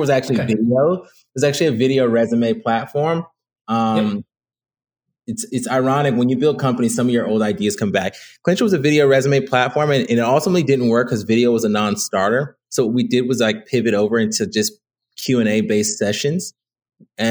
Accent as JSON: {"language": "English", "town": "Rochester", "region": "New York", "country": "United States", "tie": "born or raised there", "said": "I'm originally from Rochester, New York. I grew up there"}